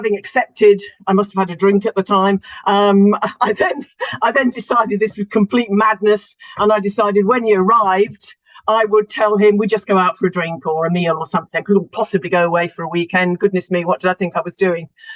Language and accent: English; Solihull, West Midlands, United Kingdom; moved away as an adult; also born or lived in Huddersfield, Yorkshire; I was born in Solihull, which is Midlands, and then first marriage went up to Yorkshire and spent 15 years in Yorkshire